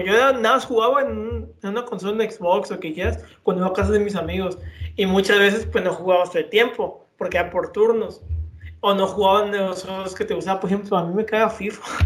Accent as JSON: {"language": "Spanish", "country": "Mexico", "said": "somos respetados mexicanos"}